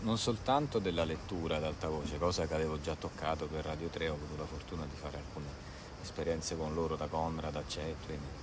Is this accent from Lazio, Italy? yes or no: no; Avezzano, Abruzzo, Italy; Io vengo da Avezzano, una cittadina piuttosto grande, eh, in Abruzzo, in provincia dell'Aquila